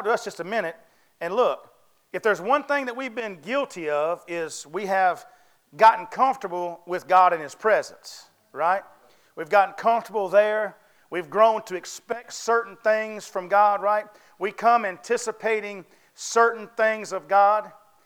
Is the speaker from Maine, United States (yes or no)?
no; North Carolina, United States; I was raised in the South, of course. I was raised in North Carolina